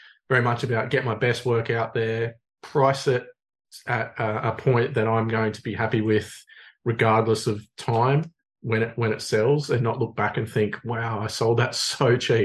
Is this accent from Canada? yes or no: no; Sydney, New South Wales, Australia; moved away as an adult; now in Illawarra, Australia; I grew up in Manly on the Northern Beaches